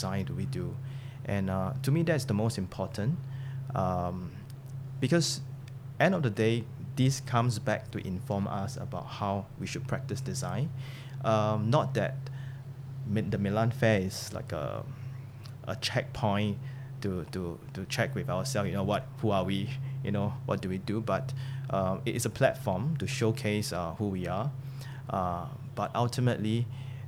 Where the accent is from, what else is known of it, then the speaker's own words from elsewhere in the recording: Singapore; the good thing about being a Singaporean